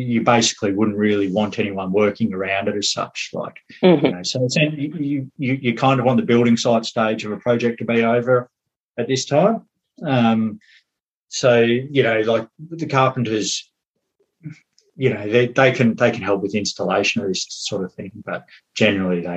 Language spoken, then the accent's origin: English; Melbourne, Victoria, Australia; moved away as an adult; now in Westport, Ireland; I'm from Melbourne